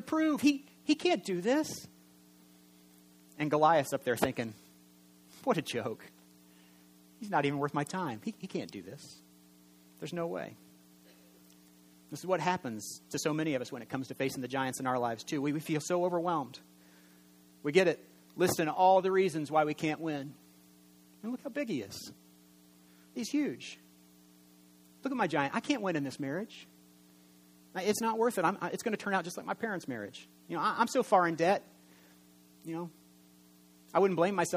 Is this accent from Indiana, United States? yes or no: yes; Indiana, United States; I'm from Indiana, and we're quiet preachers